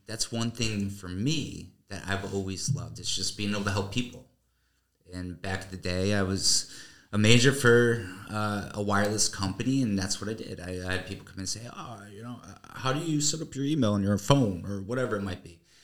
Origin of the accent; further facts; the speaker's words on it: Newtown, Connecticut, United States; moved away as an adult; now in Florida, United States; originally from a small town in Connecticut called Newtown, and uh, lived there the majority of my life